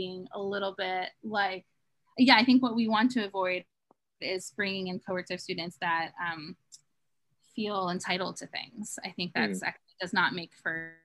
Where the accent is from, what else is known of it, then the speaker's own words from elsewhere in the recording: Philadelphia, Pennsylvania, United States; moved away; I was from Philadelphia